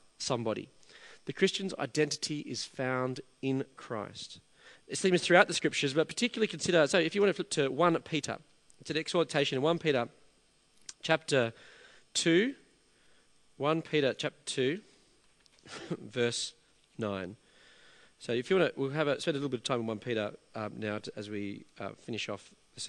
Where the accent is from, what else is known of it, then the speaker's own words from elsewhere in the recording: Australia; also born or lived in England; I was an Australian living in England. My difference was rooted in my identity as being Australian